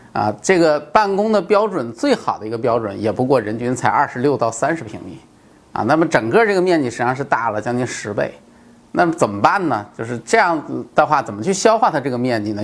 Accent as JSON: {"language": "Chinese", "country": "China", "said": "现在轮到我们中国人在搞"}